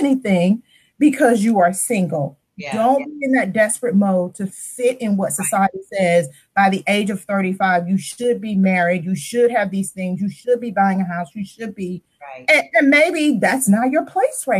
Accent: the South, United States; I'm from the South.

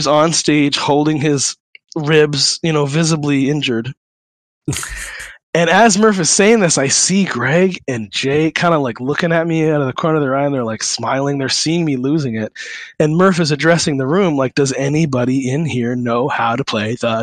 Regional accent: Waterloo, Ontario, Canada; moved away; I'm from Waterloo originally

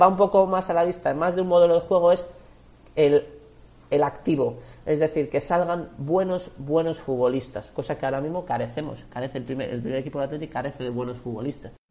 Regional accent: Biscay, Basque Country, Spain; muchos vizcaínos somos del Athletic

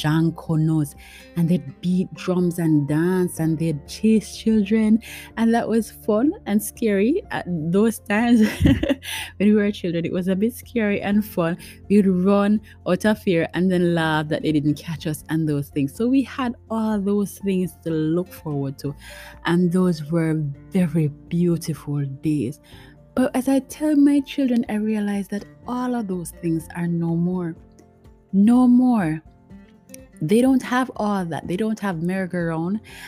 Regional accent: Montego Bay, Saint James, Jamaica; I lived in Montego Bay. By the way, I am a Jamaican and I live in Montego Bay, Jamaica.

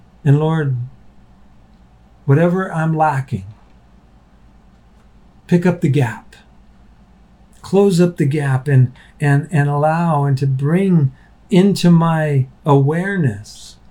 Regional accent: United States; as an American

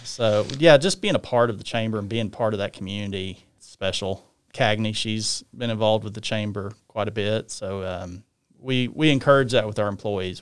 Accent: Guthrie, Oklahoma, United States; also born or lived in Stillwater; this is where I was raised. This is my hometown.

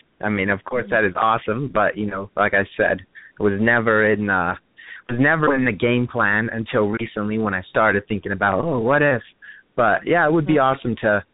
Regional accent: California, United States; moved away as an adult; now in Texas, United States; I'm actually from California

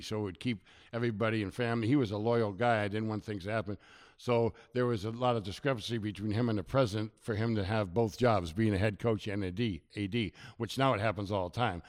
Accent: Southern California, United States; moved away; I grew up in Southern California

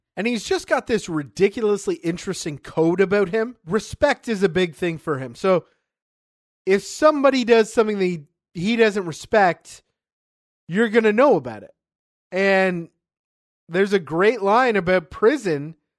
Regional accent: Canada; as a Canadian who has never been to a reservation

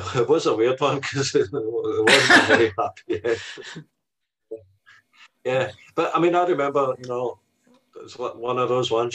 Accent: Scotland, United Kingdom; one of the defining characteristics of being Scottish

